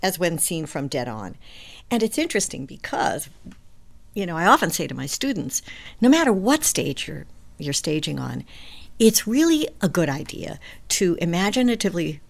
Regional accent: New York, United States; I'm a New Yorker

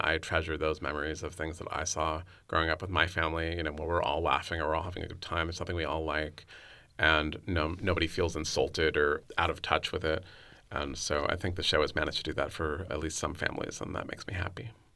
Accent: San Francisco, California, United States; also born or lived in New York; my hometown of San Francisco

